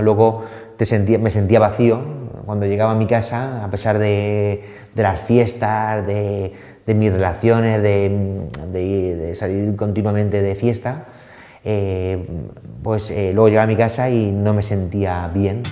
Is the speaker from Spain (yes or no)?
yes; Elda, Valencian Community, Spain; now in Madrid, Spain; soy alicantino